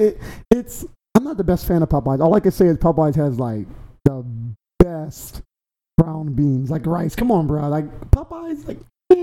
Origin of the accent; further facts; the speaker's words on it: Louisiana, United States; Now they know we're from Louisiana